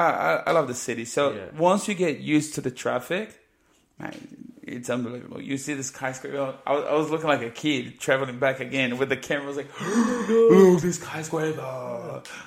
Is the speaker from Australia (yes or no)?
yes; Tasmania, Australia; I'm from Tasmania. Yeah.